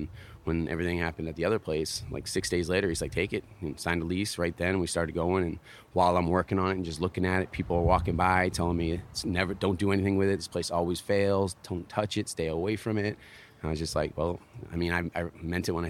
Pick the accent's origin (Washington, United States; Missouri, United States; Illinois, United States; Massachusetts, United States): Massachusetts, United States; moved away as an adult; also born or lived in California / Florida / San Diego; now in Carolina Beach, United States; I was born in Massachusetts, and that's where I started skateboarding. And I grew up with three guys out there